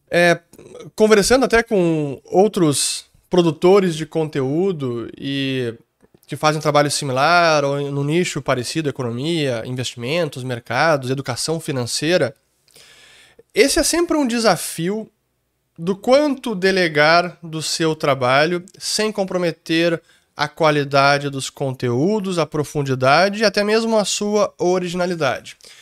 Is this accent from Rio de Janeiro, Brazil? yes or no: no; Gaúcho, Rio Grande do Sul, Brazil; essa é uma das minhas grandes falhas como gaúcho